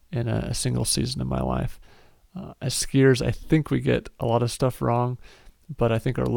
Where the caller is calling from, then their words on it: Eden, Utah, United States; also born or lived in Colorado; from Eden, Utah here. I want to give a shout out to Nordic Valley, the smallest ski area in Utah. Um, I moved here from Colorado.